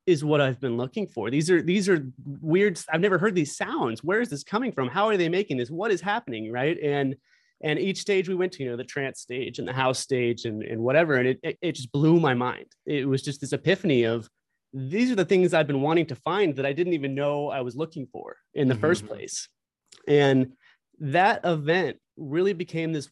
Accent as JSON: {"language": "English", "town": "Rancho Cucamonga", "region": "California", "country": "United States", "tie": "born or raised there", "said": "I grew up in Rancho Cucamonga"}